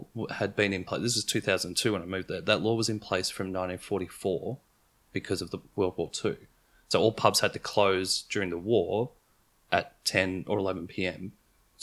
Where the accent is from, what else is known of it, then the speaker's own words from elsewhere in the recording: Broadmeadows, Victoria, Australia; I am from Broadmeadows